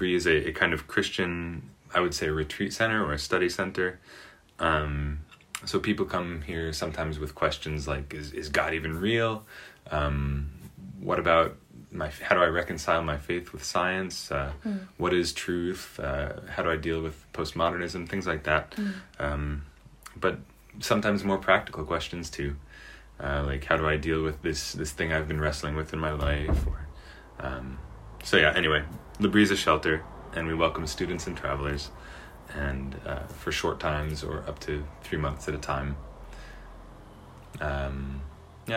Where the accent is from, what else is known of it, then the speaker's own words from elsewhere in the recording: United States; moved away as an adult; also born or lived in France; now in Switzerland; I am an American